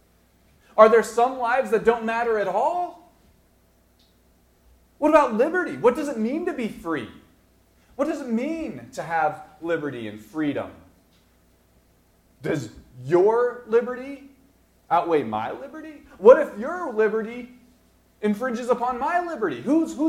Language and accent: English; Denver, Colorado, United States; growing up in Denver, I watched the Broncos.